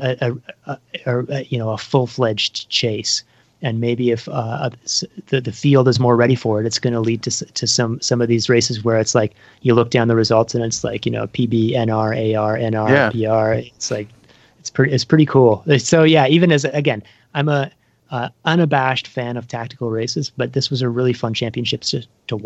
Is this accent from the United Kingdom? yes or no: no; Canada; as a Canadian